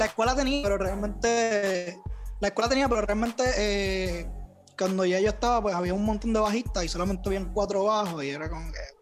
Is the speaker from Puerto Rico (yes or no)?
yes; Toa Alta, Puerto Rico; also born or lived in Bayamón, Puerto Rico / San Juan, Puerto Rico; yo soy de acá, de Puerto Rico. y Yo realmente, ¿verdad? Me crié en Toalta alta